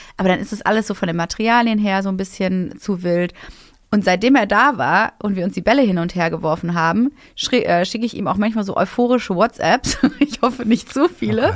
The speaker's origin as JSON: {"language": "German", "town": "Essen", "region": "North Rhine-Westphalia", "country": "Germany", "tie": "born or raised there", "also_born_or_lived": "Cologne", "moved": "yes", "lives_now": "Berlin, Germany", "said": "in meine alte Heimat. Ich komme ja aus Essen ursprünglich"}